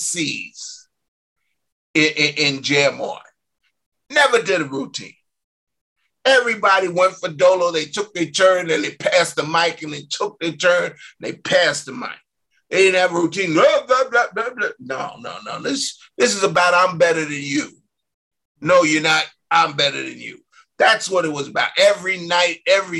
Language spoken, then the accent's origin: English; New York City, New York, United States; we're from Brooklyn